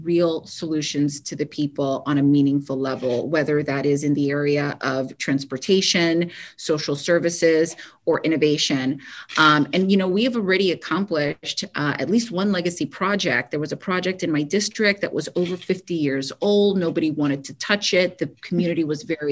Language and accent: English; Kendall, Florida, United States; born or raised there